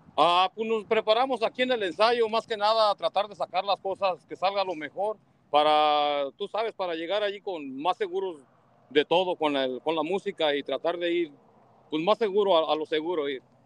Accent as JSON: {"language": "Spanish", "town": "Tangancícuaro", "region": "Michoacán", "country": "Mexico", "tie": "born or raised there", "moved": "yes", "lives_now": "Watsonville, United States", "said": "Yo soy originario de Michoacán, allá por el, por el municipio de Tangancícuaro, Michoacán"}